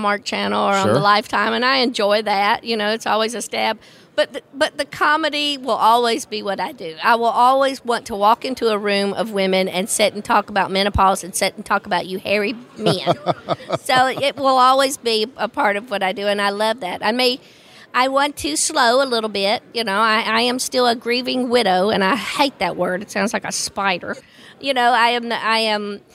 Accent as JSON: {"language": "English", "region": "the Bible Belt", "country": "United States", "tie": "born or raised there", "said": "I grew up in the Bible Belt"}